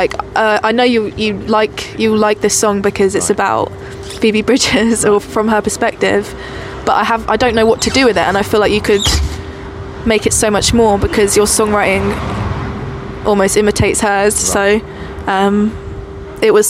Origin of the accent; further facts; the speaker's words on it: Colchester, East of England, United Kingdom; moved away as an adult; also born or lived in Manchester; I'm from Colchester and I know it